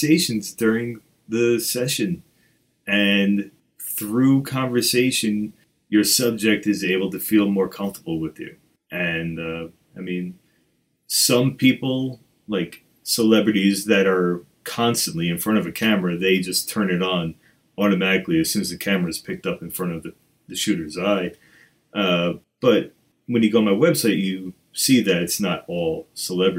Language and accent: English; New York, United States; I'm from New York, and that's what we